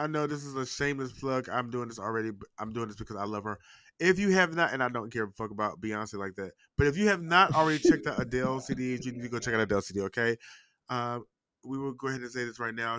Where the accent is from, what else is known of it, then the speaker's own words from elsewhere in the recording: North Carolina, United States; moved away; In my home state